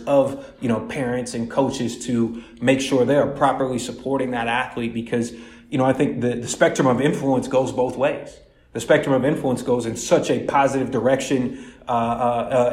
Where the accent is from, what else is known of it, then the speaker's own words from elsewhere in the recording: Columbus, Ohio, United States; I'm originally born and raised in Columbus, Ohio. So I'm a Midwest guy